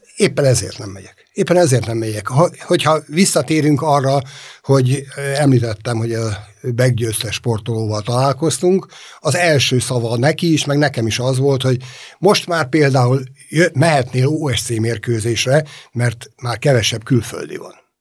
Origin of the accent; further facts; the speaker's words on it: Budapest, Hungary; a Ferencváros kellős közepén nőttem föl